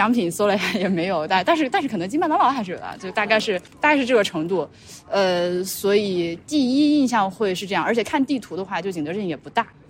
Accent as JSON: {"language": "Chinese", "town": "Laohekou", "region": "Hubei", "country": "China", "tie": "born or raised there", "said": "我我家对我家小时候就老河口，我们家小时候也是个土坯房子嘛。"}